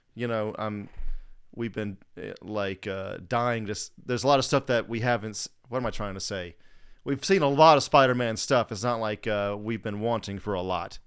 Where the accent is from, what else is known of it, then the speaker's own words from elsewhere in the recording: Southeast, United States; moved away; I'm from Southeast originally